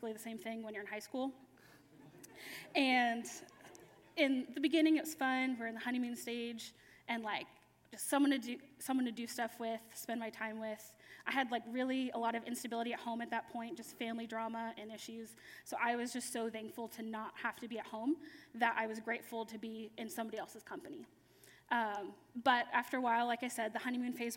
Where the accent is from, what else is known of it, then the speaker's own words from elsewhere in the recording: Pennsylvania, United States; moved away as an adult; now in Orlando, United States; I'm not from Florida. I'm from Pennsylvania